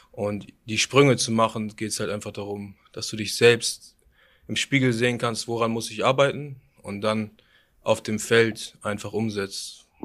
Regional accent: Germany; dass wenn ich sage, ich komme aus Deutschland

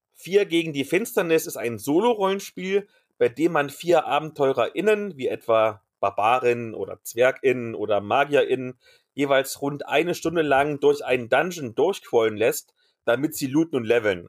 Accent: East Germany, Germany; als Ossi-Kind

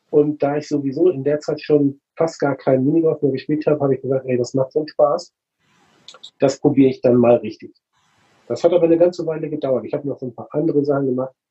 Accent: Flensburg, Schleswig-Holstein, Germany; moved away as an adult; now in Hamburg, Germany; Also ich komme mehr aus Hamburg, eigentlich geborener Flensburger. Beruflich hat es mich äh, nach Hamburg verschlagen.

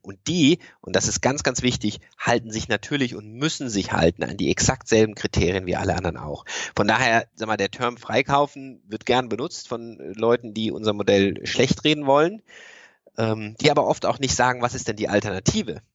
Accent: Freiburg, Baden-Württemberg, Germany; now in Cologne, Germany; ich komme ursprünglich aus Freiburg

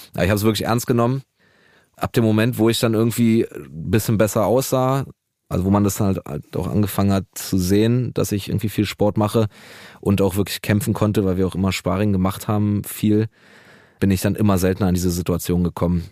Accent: Berlin, Germany; ich bin auch in Neukölln groß geworden

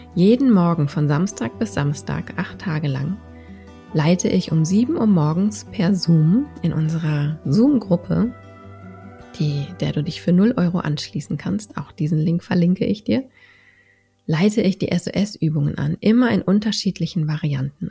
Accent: Berlin, Germany; Ich komme aus Berlin.

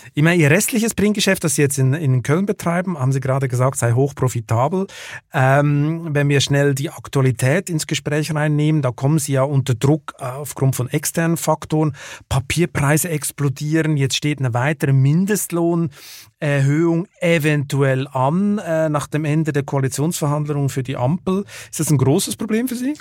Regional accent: Lucerne, Switzerland; ich komme ja aus Luzern

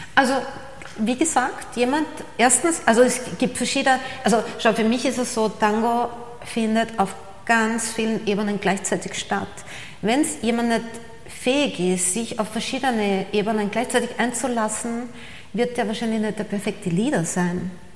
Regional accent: Austria; moved away as an adult; also born or lived in Buenos Aires, Argentina / New York, United States / Paris, France / Costa Blanca, Spain; als Österreicherin

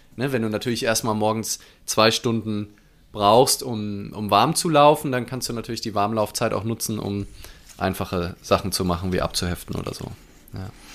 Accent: Mainz, Rhineland-Palatinate, Germany; ich aus Mainz bin

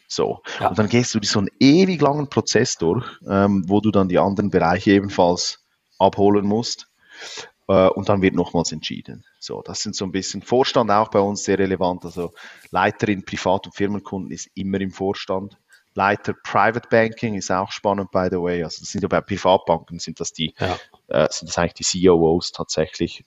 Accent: Switzerland; obwohl ich aus der Schweiz bin, aber ich komme irgendwo aus den Bergen

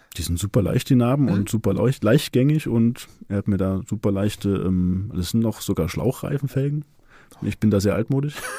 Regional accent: Leipzig, Saxony, Germany; ich komme aus Leipzig, bin 39 Jahre alt

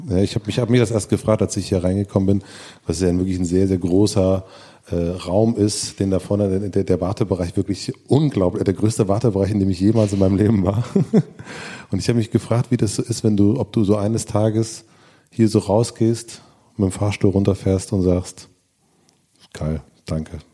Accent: Brandenburg, Germany; meine Jugend in Brandenburg

